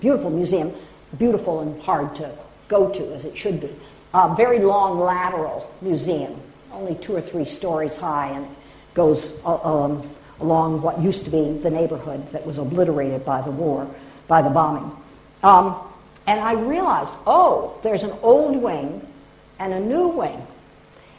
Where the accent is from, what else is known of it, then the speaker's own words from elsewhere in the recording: United States; as an American